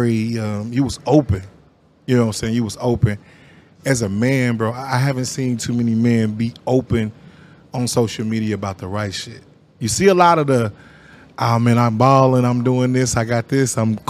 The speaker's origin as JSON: {"language": "English", "area": "Sunflower Apartments", "region": "Kansas", "country": "United States", "tie": "born or raised there", "said": "as a kid, I grew up in Sunflower Apartments"}